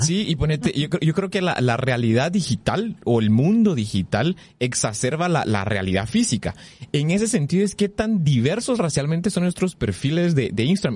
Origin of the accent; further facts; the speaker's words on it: Guatemala; nosotros como guatemaltecos